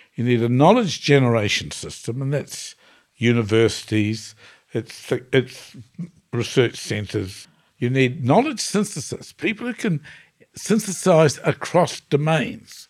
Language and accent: English; New Zealand; I come from New Zealand where the indigenous people are the Maori people.